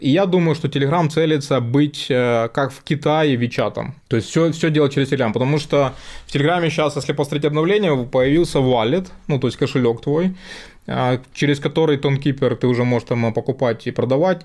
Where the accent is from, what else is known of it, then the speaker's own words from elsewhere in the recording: Ukraine; я сам из Украины